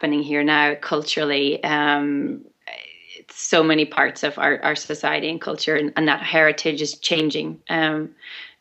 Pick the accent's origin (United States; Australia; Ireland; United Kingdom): Ireland; growing up in Ireland with all the myths and legends